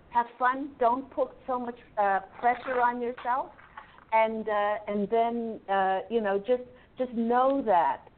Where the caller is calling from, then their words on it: Maryland, United States; From Maryland.